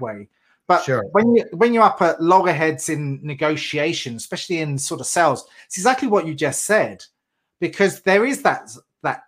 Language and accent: English; England, United Kingdom; moved away; I'm English